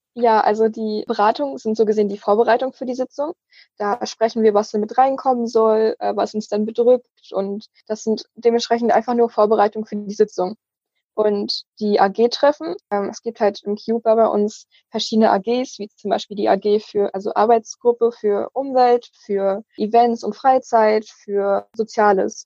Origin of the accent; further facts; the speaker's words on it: Wismar, Mecklenburg-Vorpommern, Germany; Ich komme aus Wismar und bin dort auch aktiv im Kinder- und Jugendparlament